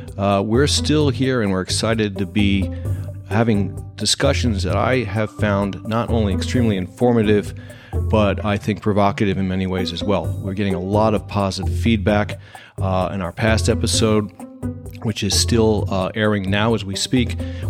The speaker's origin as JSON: {"language": "English", "region": "Ohio", "country": "United States", "tie": "born there", "said": "he actually went to where my birth state is, Ohio University"}